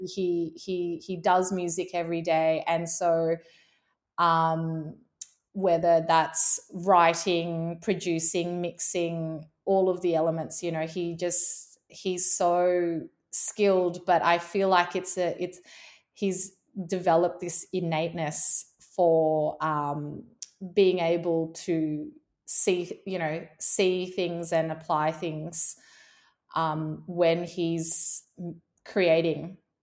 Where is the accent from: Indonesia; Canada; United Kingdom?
Indonesia; moved away; being born and growing up in Indonesia